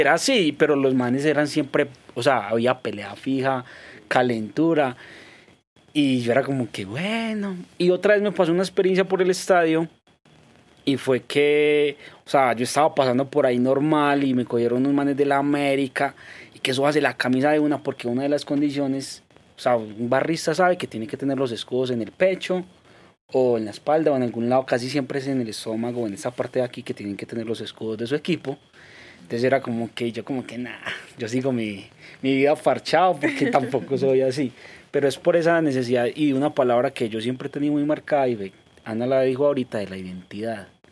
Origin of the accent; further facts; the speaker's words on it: Urrao, Antioquia, Colombia; yo soy de Urrao